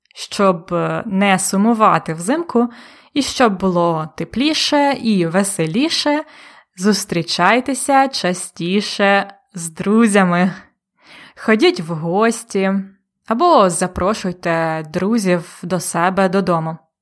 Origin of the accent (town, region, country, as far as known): Ukraine